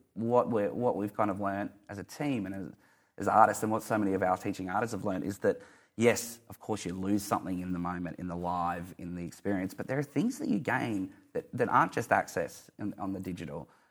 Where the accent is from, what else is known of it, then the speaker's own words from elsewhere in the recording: Mount Isa, Queensland, Australia; moved away; I'm from Mount Isa